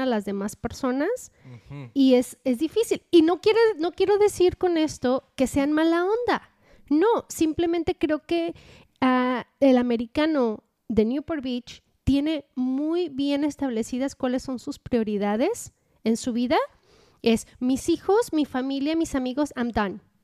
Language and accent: Spanish; Mexico; now in United States; yo sea mexicana en, este país y sea inmigrante